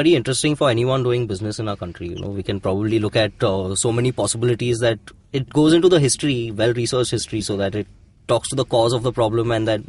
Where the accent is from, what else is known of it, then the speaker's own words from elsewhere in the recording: India; as an Indian entrepreneur